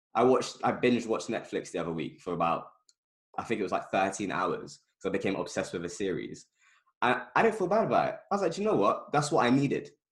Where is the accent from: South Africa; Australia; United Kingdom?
United Kingdom; London; I've lived in the same area my entire life, basically, um, Northwest London